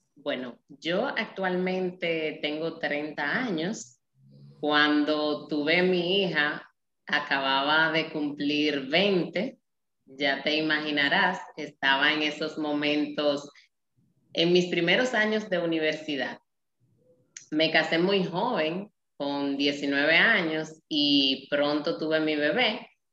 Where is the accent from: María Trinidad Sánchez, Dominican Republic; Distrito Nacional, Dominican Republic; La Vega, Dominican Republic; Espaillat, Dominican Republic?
María Trinidad Sánchez, Dominican Republic; Nagua; soy dominicana, vengo de un pueblo costero llamado Nagua